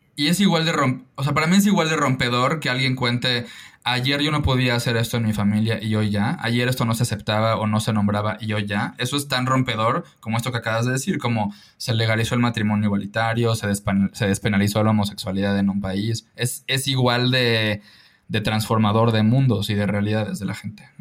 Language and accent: Spanish; Mérida, Yucatán, Mexico; also born or lived in Lyon, France; creciendo en Mérida y en Yucatán